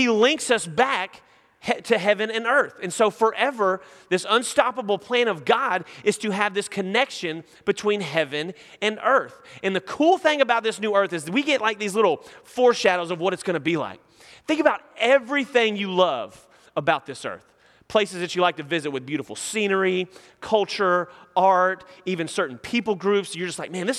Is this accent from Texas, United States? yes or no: yes; Nacogdoches, Texas, United States; now in Houston, United States; I'm from Nacogdoches, and there's like a Chili's and a pasture, and that's about it. So when I moved to Houston